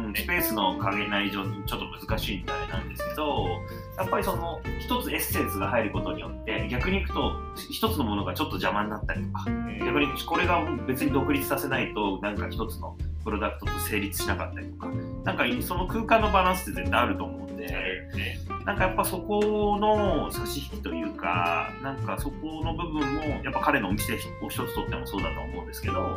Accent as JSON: {"language": "Japanese", "region": "Hiroshima", "country": "Japan", "tie": "born or raised there", "said": "僕、地元広島なんですけど、はい、広島ってやっぱり古着屋さんすごい多かったんですよ"}